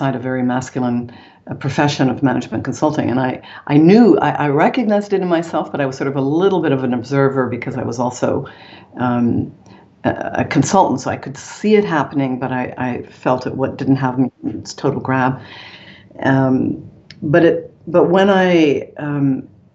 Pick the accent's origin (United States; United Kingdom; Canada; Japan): Canada; moved away as an adult; also born or lived in Paris, France; I'm Canadian.